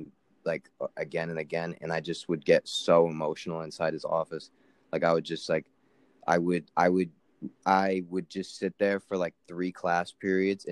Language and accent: English; Florida, United States; I grew up in Florida